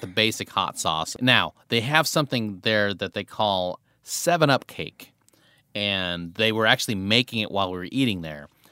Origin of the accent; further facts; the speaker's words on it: Tecumseh, Nebraska, United States; now in Los Angeles, United States; you grew up in a small town in Nebraska like I did.